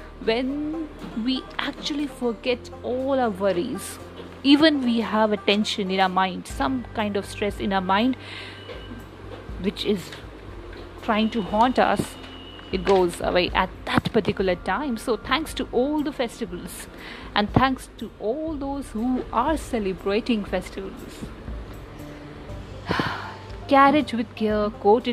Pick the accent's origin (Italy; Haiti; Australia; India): India; being an Indian